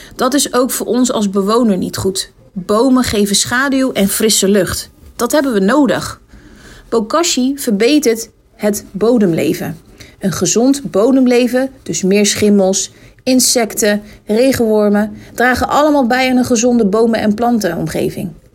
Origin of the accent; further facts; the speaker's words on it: Rotterdam, South Holland, Netherlands; ons als Rotterdammer